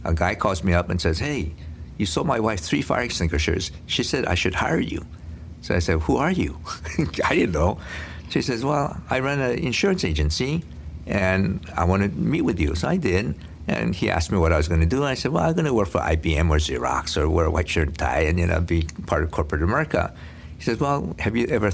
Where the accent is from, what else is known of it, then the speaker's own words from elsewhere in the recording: Hawaii, United States; English is a second language; I came to Hawaii when I was 8 years old.